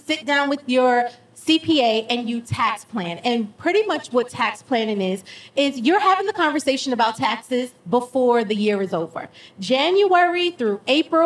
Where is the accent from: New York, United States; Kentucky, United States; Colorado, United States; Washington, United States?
New York, United States; now in Georgia, United States; Like Matt and I, we're from New York